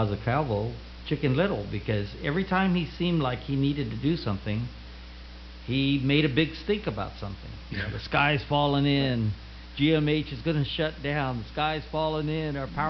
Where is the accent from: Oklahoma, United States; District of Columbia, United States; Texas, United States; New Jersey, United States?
Oklahoma, United States; I came from Oklahoma